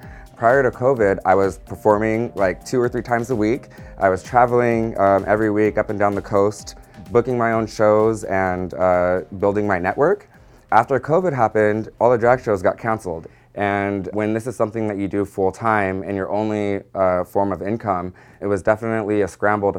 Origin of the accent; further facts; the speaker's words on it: San Diego, California, United States; I was raised in San Diego.